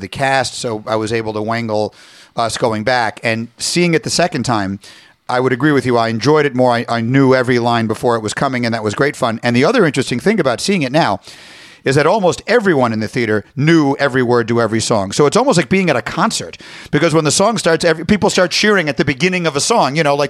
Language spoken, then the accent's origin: English; New York, United States; moved away as an adult; I grew up in New York. I left for college in the fall of 85.